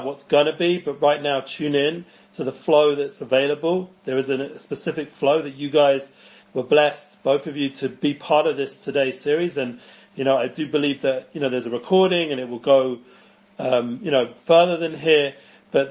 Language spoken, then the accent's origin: English; London, United Kingdom; moved away as an adult; now in Israel; I grew up in North London in the entertainment world